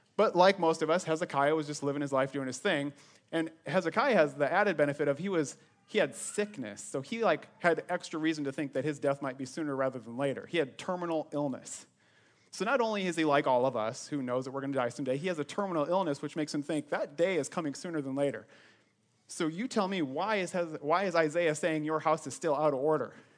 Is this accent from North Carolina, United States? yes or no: no; Sioux Center, Iowa, United States; moved away as an adult; also born or lived in Ames, Iowa; I was born and raised in Northwest Iowa Sioux Center, twenty-three years of my life. That's where I grew up